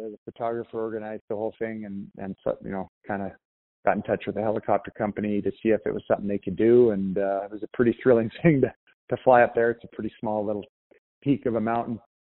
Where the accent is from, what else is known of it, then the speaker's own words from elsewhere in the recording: Cranbrook, British Columbia, Canada; moved away as an adult; also born or lived in Edmonton, Alberta / Cassiar, British Columbia; it's a landmark that from Cranbrook to hometown, my hometown.